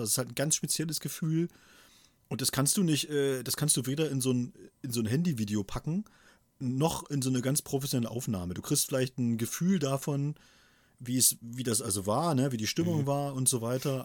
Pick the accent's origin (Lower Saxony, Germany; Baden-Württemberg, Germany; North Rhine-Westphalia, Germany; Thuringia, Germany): Thuringia, Germany; moved away; in meiner Heimatstadt zum Beispiel, was ja immerhin damals auch eine Kreisstadt war, in Thüringen